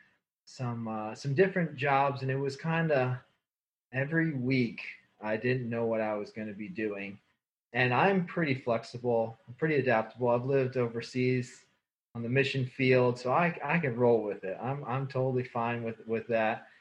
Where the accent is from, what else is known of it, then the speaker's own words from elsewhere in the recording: United States; also born or lived in Northern Ohio / Colorado / Kansas City; now in Goshen, United States; I grew up in Northern Ohio and Colorado, my upbringing